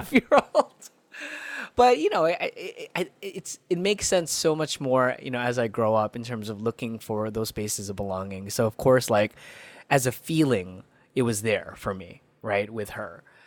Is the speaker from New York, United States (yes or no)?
yes; New York City, New York, United States; also born or lived in Philippines; I grew up in Queens. I had such interesting experiences, but, like, where I grew up is an area, a neighborhood called Elmhurst